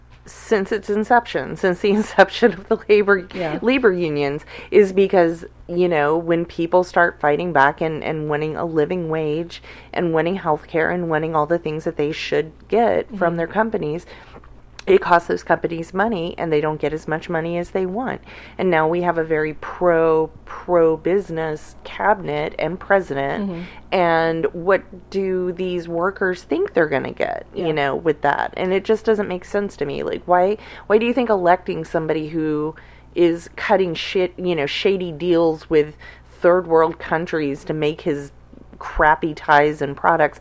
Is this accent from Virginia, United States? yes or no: no; Oklahoma, United States; also born or lived in Salina, Kansas / Arkansas / Texas; I saw it when I was growing up in Oklahoma. I saw it in Kansas and in Arkansas and in Texas where my family moved around.